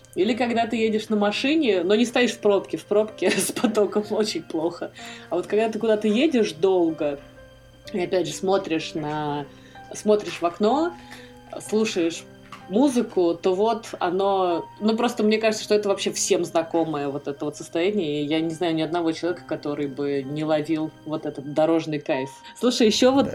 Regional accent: Moscow, Russia; мы же такие москвичи, городские жители

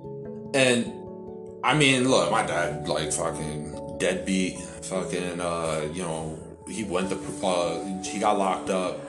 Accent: Hartford, Connecticut, United States; because I live in Hartford

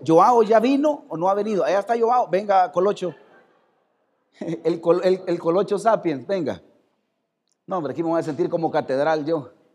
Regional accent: El Salvador; Somos salvadoreños

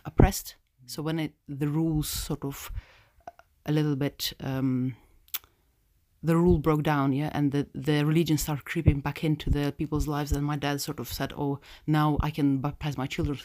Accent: Russia; also born or lived in Moscow; now in United Kingdom; I'm from, I'm from Russia, born, um, Russian, born. two Russian parents

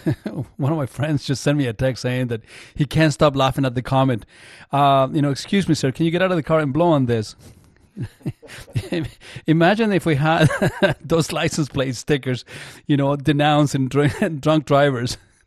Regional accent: Chile; I grew up in Chile, man.

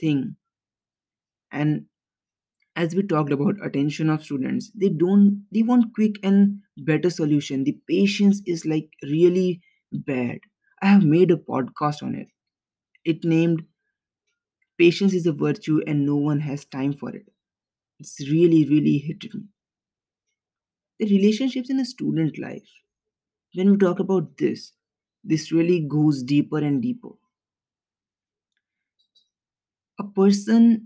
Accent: India; We, as the Indian society

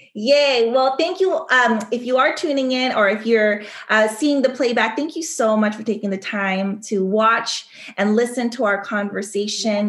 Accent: Sacramento, California, United States; moved away as an adult; now in Paris, France; at a young age growing up in Sacramento, California

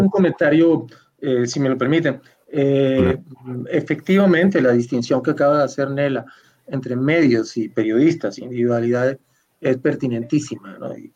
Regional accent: Venezuela; mi país

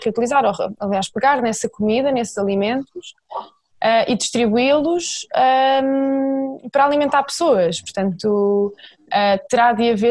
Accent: Coimbra, Centro, Portugal; eu sou de Coimbra

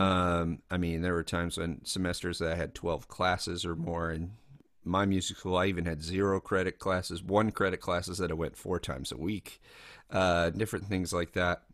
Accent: Lexington, Kentucky, United States; I grew up in Kentucky

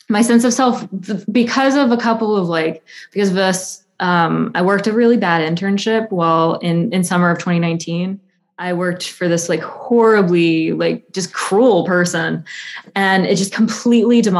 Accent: the South, United States; So I'm I'm from the American South, so like kudzu is a really big part of like just my whole life.

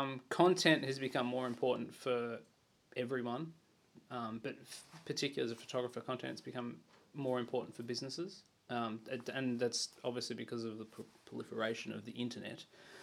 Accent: Sydney, New South Wales, Australia; now in Wagga Wagga, Australia; I'm from Sydney.

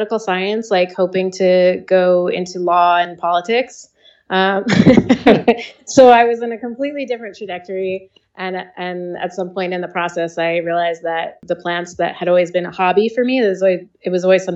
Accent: Northeast, United States; moved away as an adult; now in Kauai, United States; I grew up in the Northeast. I've lived all over the country

